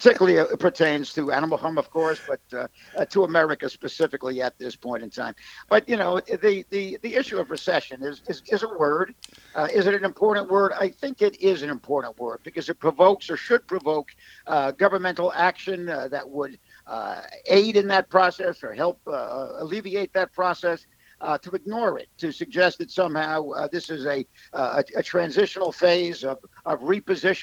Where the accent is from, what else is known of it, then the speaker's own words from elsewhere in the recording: New York, United States; as a New Yorker